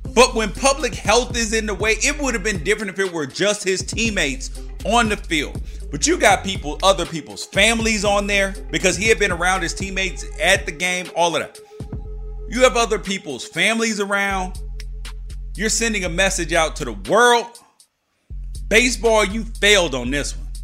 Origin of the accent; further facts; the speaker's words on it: United States; I'm an American